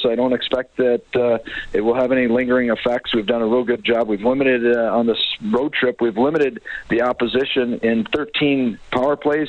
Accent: Minnesota, United States; moved away; I was from Minnesota

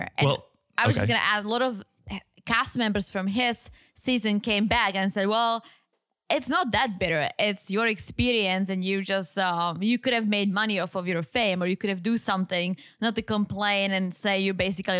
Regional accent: United Kingdom; accent: British; I think he might be talking about my British accent, Harry Potter.

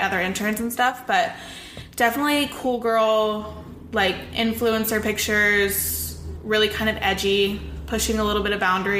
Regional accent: Nashville, Tennessee, United States; moved away as an adult; now in Arizona, United States; I'm from Nashville, just moved to Arizona to work at the Mayfair Group.

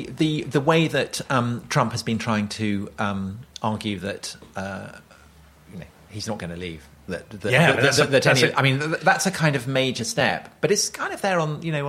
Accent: Wiltshire, South West England, United Kingdom; I grew up in Wiltshire

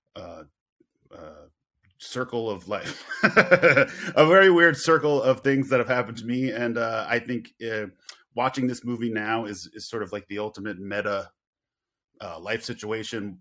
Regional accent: Long Island, New York, United States; I grew up on Long Island

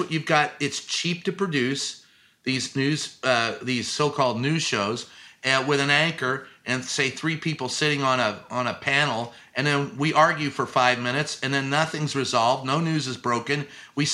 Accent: Louisville, Kentucky, United States; moved away; also born or lived in San Antonio, Texas; Louisville, Kentucky, my hometown

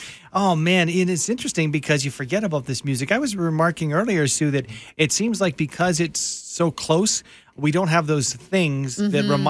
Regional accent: Calgary, Alberta, Canada; moved away as an adult; I guess I moved back to Calgary. Calgary's my hometown.

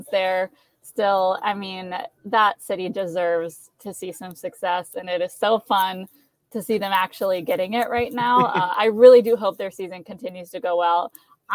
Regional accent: Ocala, Florida, United States; also born or lived in Gainesville, Florida / Detroit, Michigan; I'm from Ocala. Went to school about 45 minutes north of home

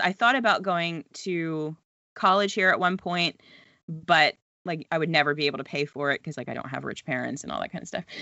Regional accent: United States; moved away as an adult; now in Halifax, Canada; I am an American who tried to move to Canada

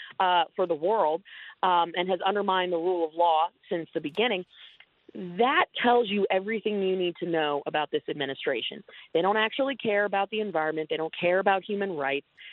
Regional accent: Florida, United States; we're sitting here in my home state of Florida

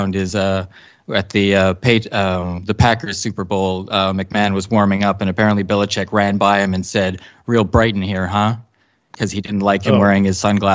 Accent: Canada; I played hockey as is legal law in Canada until I was 16 or 17.

